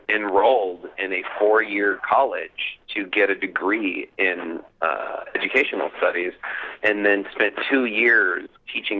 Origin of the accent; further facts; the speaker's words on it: New Orleans, Louisiana, United States; growing up in a city where hurricanes were constantly